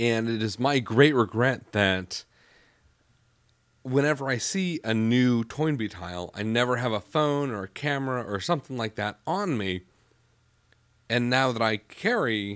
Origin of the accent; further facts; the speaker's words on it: Youngstown, Ohio, United States; moved away; also born or lived in Philadelphia; growing up down the street from a dairy farm in the suburb of a suburb of Youngstown, Ohio, and identifying myself as, oh yeah, I'm from Youngstown, Ohio